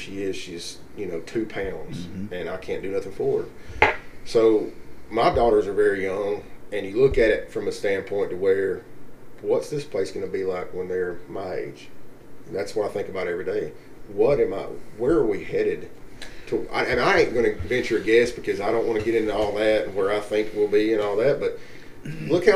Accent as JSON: {"language": "English", "country": "United States"}